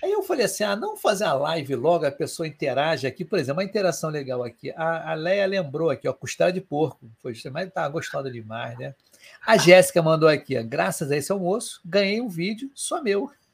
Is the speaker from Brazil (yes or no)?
yes; Rio de Janeiro, Brazil